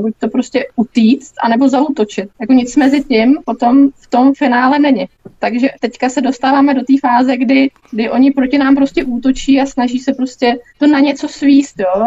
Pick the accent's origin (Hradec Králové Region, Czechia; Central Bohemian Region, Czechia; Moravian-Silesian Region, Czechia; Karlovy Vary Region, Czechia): Central Bohemian Region, Czechia; Mladá Boleslav; jsem z Mladý Boleslavy